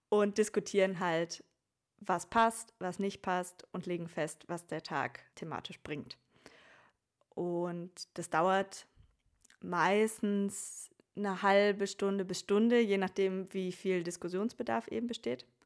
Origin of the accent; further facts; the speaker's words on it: Oberhausen, North Rhine-Westphalia, Germany; now in Vienna, Austria; Äh, eigentlich komme ich aus Oberhausen, aus dem Ruhrgebiet, habe in Bayreuth studiert, habe dann meinen Master in Wien gemacht und lebe jetzt auch dort